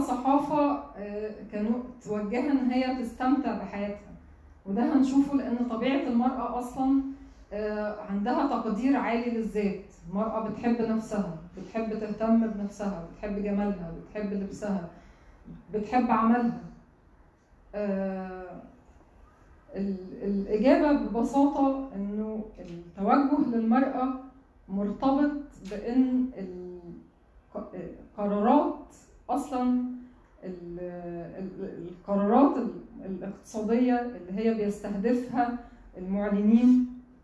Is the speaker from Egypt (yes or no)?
yes; Egypt; عندنا في مصر هنا